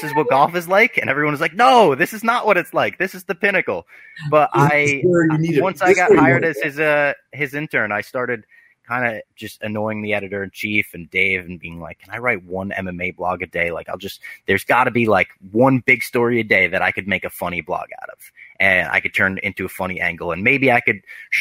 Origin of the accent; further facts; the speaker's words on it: New Jersey, United States; now in New York, United States; I grew up in New Jersey